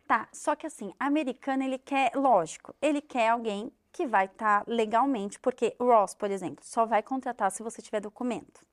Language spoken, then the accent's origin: Portuguese; Brazil; moved away as an adult; now in United States; eu sou brasileiro